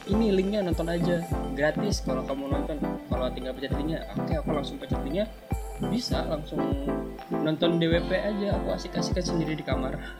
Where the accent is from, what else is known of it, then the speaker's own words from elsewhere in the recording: near Jakarta, Greater Jakarta, Indonesia; Sebenarnya nggak Jakarta juga, cuman nggak jauh dari Jakarta